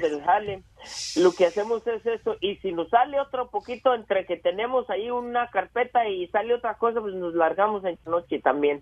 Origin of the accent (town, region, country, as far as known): La Purísima, Jalisco, Mexico; moved away as an adult; now in United States